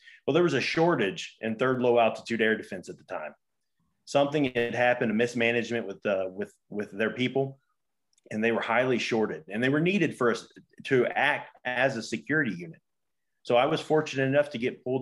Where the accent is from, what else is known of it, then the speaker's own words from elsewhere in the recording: Donovan, Missouri, United States; I grew up in Donovan, Missouri. It's a country town